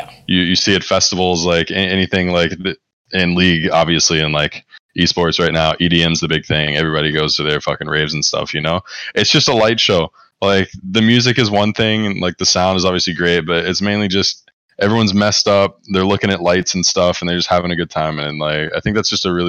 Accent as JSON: {"language": "English", "town": "Greensboro", "region": "North Carolina", "country": "United States", "tie": "born or raised there", "moved": "yes", "said": "I was born in Greensboro, North Carolina"}